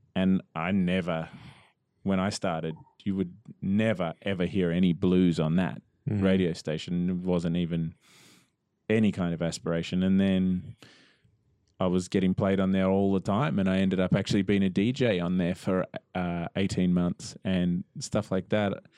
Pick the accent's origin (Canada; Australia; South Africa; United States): Australia; Melbourne, Victoria; I grew up in Melbourne